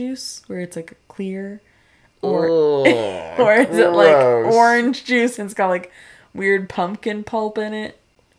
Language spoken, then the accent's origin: English; New England, United States; we're from New England, so we ice everything.